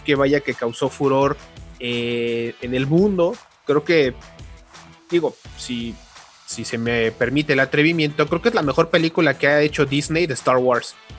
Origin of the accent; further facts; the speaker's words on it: Mexico; como buen mexicano